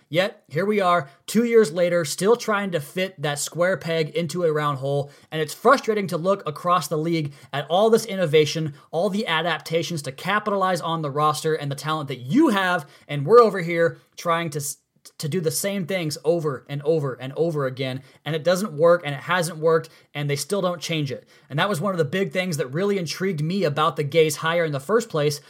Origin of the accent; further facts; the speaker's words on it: Tri-Cities, United States; moved away; the Tri Cities, my hometown